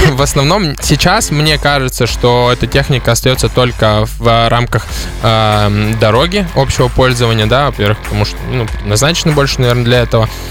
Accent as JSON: {"language": "Russian", "region": "Udmurtia", "country": "Russia", "said": "я из Удмуртии в первую очередь"}